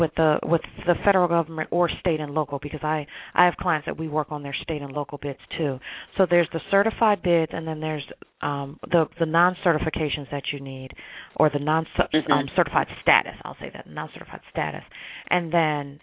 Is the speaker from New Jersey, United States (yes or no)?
yes; New Jersey, United States; moved away as an adult; now in Washington, D.C., United States; So I came from New Jersey, was born and raised. I moved to Washington, D.C. 21 years ago